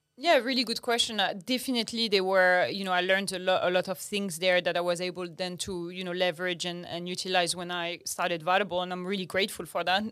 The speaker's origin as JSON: {"language": "English", "town": "Agadir", "region": "Souss-Massa", "country": "Morocco", "tie": "born or raised there", "also_born_or_lived": "France", "second_language": "English", "moved": "as an adult", "lives_now": "Australia", "said": "I grew up in Morocco"}